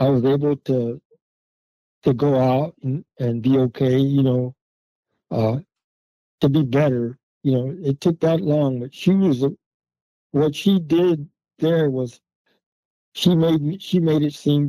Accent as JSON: {"language": "English", "region": "Texas", "country": "United States", "moved": "as an adult", "lives_now": "Duluth, United States", "said": "I'm from Texas, but I met her in Texas"}